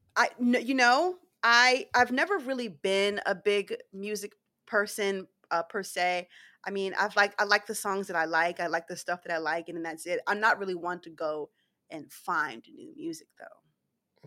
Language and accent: English; Philadelphia, Pennsylvania, United States; moved away; we're going back to my hometown, Philly